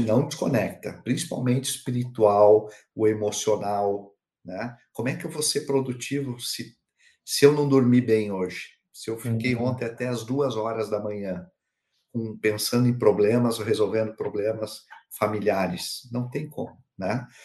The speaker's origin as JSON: {"language": "Portuguese", "town": "Curitiba", "region": "Paraná", "country": "Brazil", "moved": "yes", "lives_now": "Pomerode, Brazil", "said": "Eu sou de Curitiba, é, estou em, em, Santa Catarina, né? Como você falou aqui em Pomerode"}